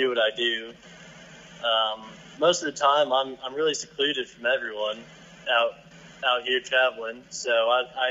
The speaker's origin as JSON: {"language": "English", "town": "Wiggins", "region": "Colorado", "country": "United States", "tie": "born or raised there", "said": "I grew up in Wiggins, Colorado, with a small class of 40 people"}